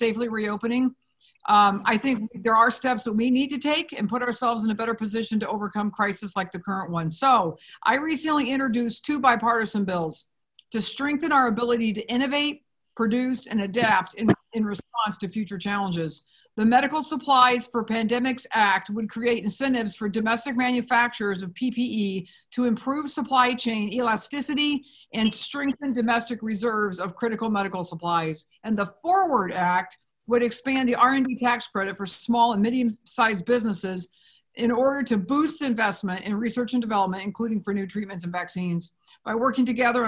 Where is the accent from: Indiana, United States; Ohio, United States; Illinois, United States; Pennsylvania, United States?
Indiana, United States; I am from Indiana